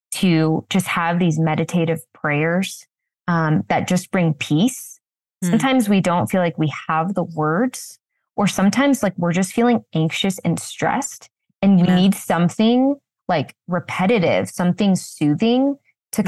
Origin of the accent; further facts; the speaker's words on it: Washington, United States; I felt very alone in my faith growing up in Washington state